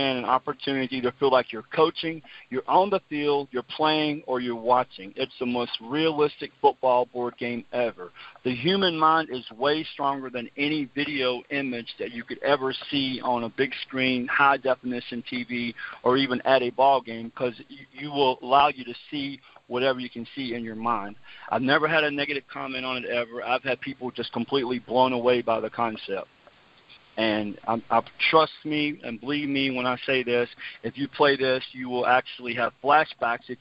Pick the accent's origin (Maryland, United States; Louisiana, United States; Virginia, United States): Virginia, United States; Bedford; I'm from Bedford, Virginia. I went to Liberty High School